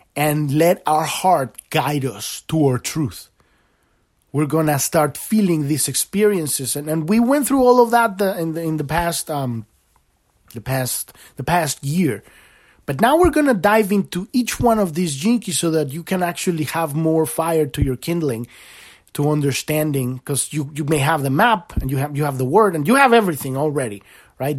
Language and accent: English; Mexico; I grew up in Mexico